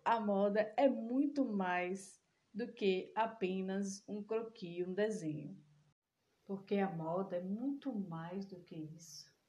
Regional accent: Salvador, Bahia, Brazil; Sou de Salvador

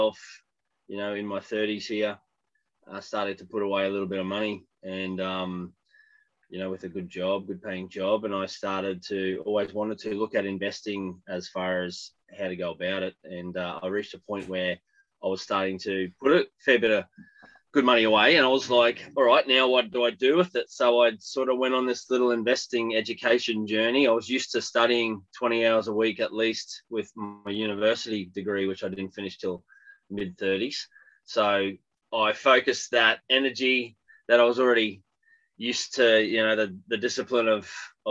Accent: Australia; accent: Australian; I'm Australian, if you couldn't tell by the accent.

